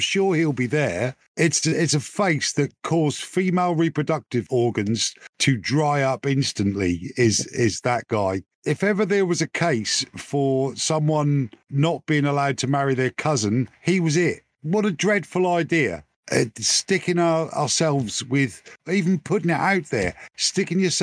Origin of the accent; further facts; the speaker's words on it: Norfolk, East of England, United Kingdom; moved away; I'm originally from Norfolk